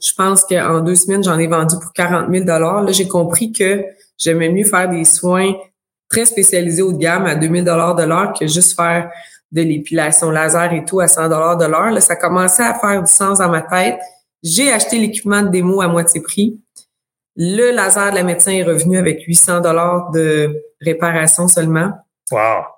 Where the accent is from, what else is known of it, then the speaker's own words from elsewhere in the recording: Abitibi, Quebec, Canada; moved away as an adult; now in Sherbrooke, Canada; je viens de l'Abitibi